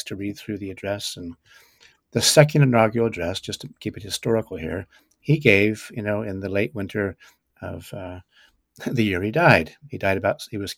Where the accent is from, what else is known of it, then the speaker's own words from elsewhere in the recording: California, United States; moved away as an adult; also born or lived in Chesapeake Bay region; growing up in California, I don't think I even knew there was a Atlantic Ocean or a Chesapeake Bay